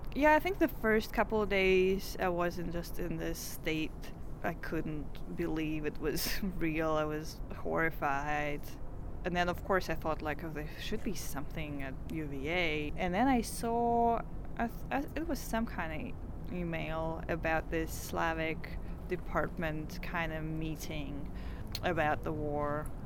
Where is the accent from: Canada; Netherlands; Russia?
Russia; Moscow; also born or lived in St. Petersburg; now in United States; I'm originally from St. Petersburg, but I lived in Moscow, I guess most of my life